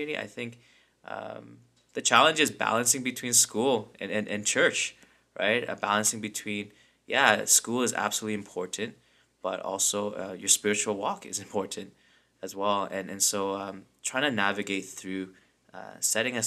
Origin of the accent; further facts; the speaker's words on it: London, United Kingdom; I grew up in London, so it's a very small community. Like, if you're Korean, you pretty much know every Korean in London